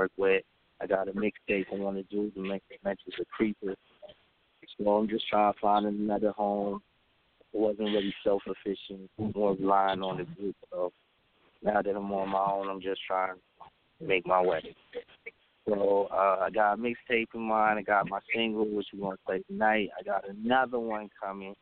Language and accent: English; Landover, Maryland, United States; I'm from Kentland, Landover, but I be all over MoCo, Germantown, Gettysburg, DC.